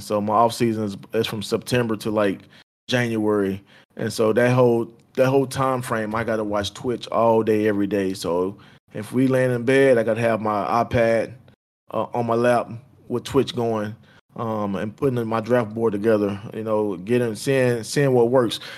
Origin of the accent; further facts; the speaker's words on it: Houston, Texas, United States; I'm from Fifth Ward in Houston, Texas.